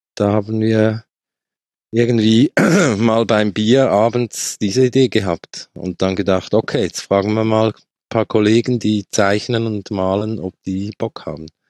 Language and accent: German; Switzerland; accent: Swiss; ich komme aus der Schweiz, wie man hört sehr wahrscheinlich